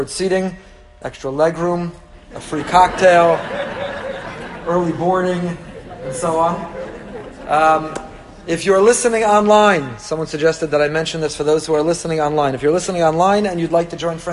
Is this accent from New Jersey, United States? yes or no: yes; Teaneck, New Jersey, United States; growing up in Teaneck